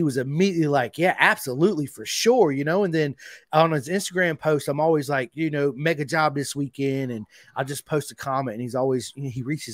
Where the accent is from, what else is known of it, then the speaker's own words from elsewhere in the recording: United States; I'm from America